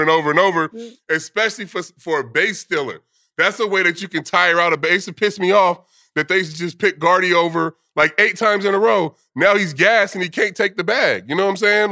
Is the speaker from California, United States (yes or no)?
yes; California, United States; I'm from California.